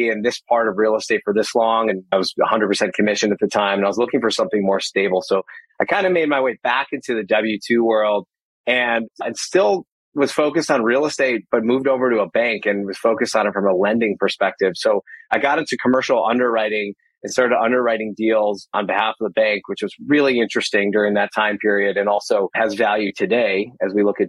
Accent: outside Chicago, Illinois, United States; I live right outside of Chicago, Illinois, right around the corner from where I grew up as well

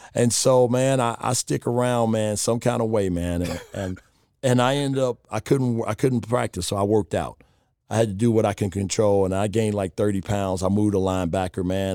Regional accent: Chicago, Illinois, United States; moved away as an adult; also born or lived in Charlotte / Las Vegas; I grew up on the South Side, right in the city

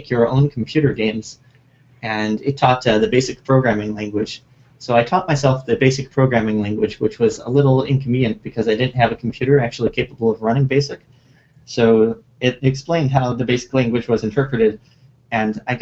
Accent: Chicago, Illinois, United States; moved away as an adult; now in Japan; I grew up in the general vicinity of Chicago in the United States

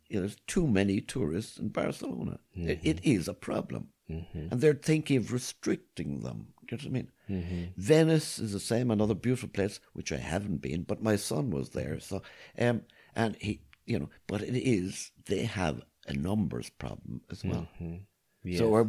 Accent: Cobh, Munster, Ireland; I'm originally from Cove in County Cork, but mm-hmm. I've spent most of my life down here.

